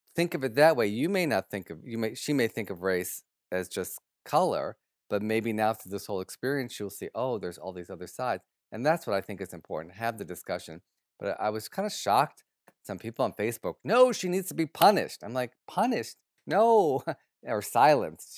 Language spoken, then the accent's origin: English; Detroit, Michigan, United States; moved away; my hometown of Detroit